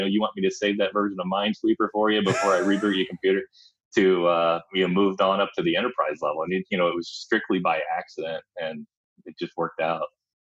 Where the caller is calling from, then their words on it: Indianapolis, Indiana, United States; I am just the north side of Indianapolis.